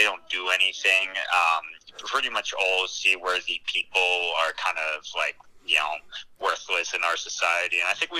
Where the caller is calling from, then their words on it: Portland, Maine, United States; I'm calling from the Portland, Maine area.